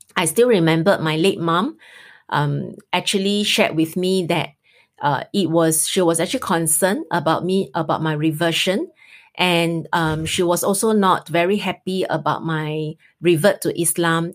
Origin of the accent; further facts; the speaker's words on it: Singapore; we are Singaporean